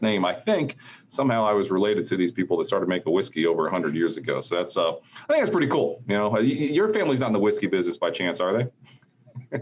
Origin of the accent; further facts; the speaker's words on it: Springfield, Ohio, United States; I'm from Springfield, Ohio, right? Um, Southwestern Ohio